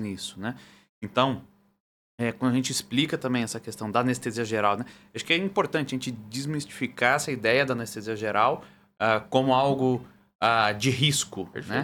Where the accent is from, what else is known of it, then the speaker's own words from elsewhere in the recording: Brazil; sou do Brasil